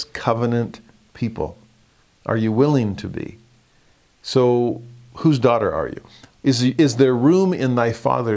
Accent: Southern California, United States; moved away; also born or lived in Utah; I'm from Southern California

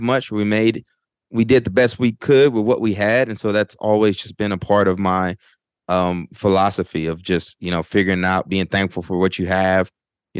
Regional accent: College Station, Texas, United States; moved away as an adult; also born or lived in Tyler, Texas; now in Newark, United States; I'm originally from Bryan College Station, Texas, but also claim Tyler, Texas, because I lived in Tyler and Bryan College Station growing up.

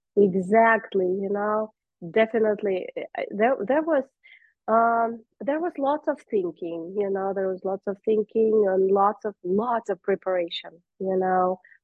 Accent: Russia; moved away; I am originally from Russia

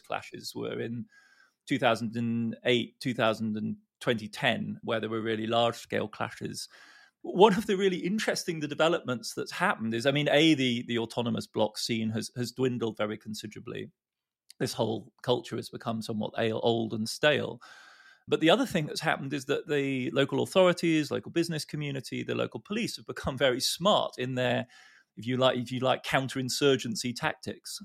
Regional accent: Germany; a kid like me growing up in West Berl, West Germany

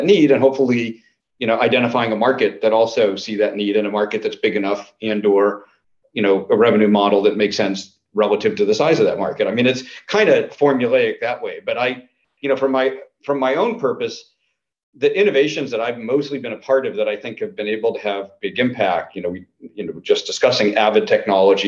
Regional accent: Natick, Massachusetts, United States; I grew up in Natick, Mass.

